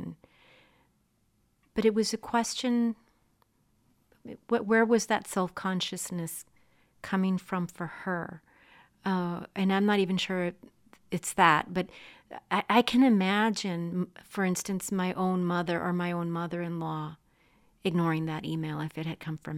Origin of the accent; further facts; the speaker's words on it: Texas-Mexico border, United States; I'm from the Texas-Mexico border